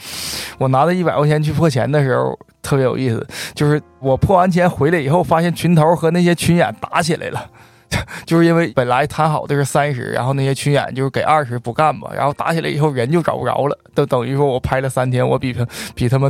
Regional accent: Jinzhou, Liaoning, China; moved away as an adult; also born or lived in Beijing; 我来自辽宁锦州黑山县

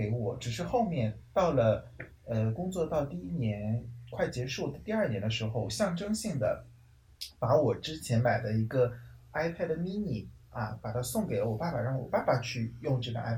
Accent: China; 红包真的是我们中国人一听名字就觉得很兴奋的一个词语呢。

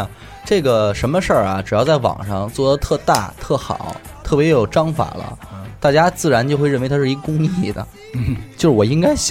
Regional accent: China; 骂这些 {S6} 歧视我们中国人。

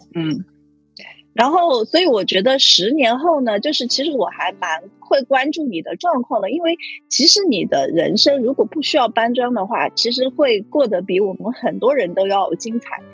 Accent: China; 我们中国人

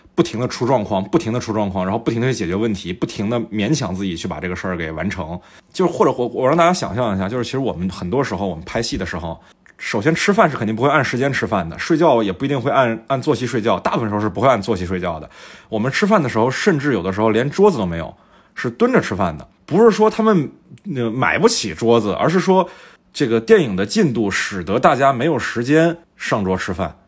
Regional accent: Fujian, China; moved away; 我们老家

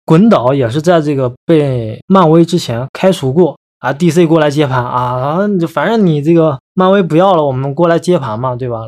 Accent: China; 我们中国人

